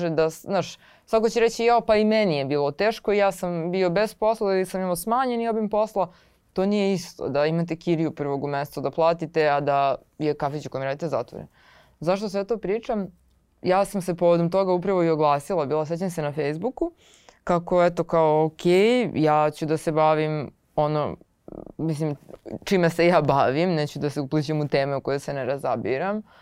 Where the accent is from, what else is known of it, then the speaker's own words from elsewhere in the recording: Belgrade, Serbia; ja sam iz Beograda, na, ce, na Cereku sam odrasla, iz tog sam kraja, sad živim u, u Kumodražu